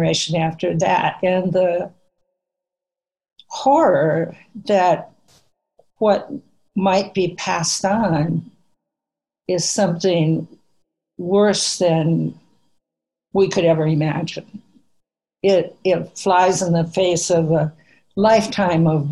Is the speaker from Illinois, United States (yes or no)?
no; Minnesota, United States; I grew up in Minnesota and in a little farming town